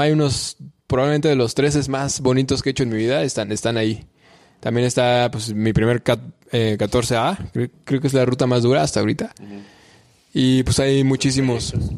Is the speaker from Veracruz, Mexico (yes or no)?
no; Morelia, Michoacán, Mexico; también soy de Morelia